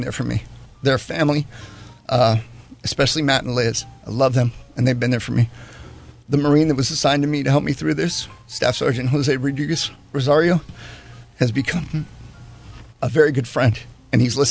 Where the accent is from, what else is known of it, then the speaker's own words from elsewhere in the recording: Panama; moved away; when I grew up in Panama